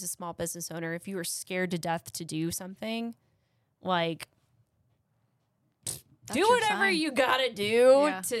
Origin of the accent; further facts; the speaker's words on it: Austin, Texas, United States; now in Midland, United States; I love Midland more than my own hometown. I consider Austin my hometown because that's where my adolescence was.